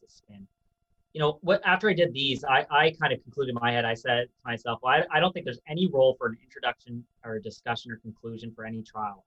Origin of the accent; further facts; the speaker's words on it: Canada; also born or lived in United Kingdom / United States; as a Canadian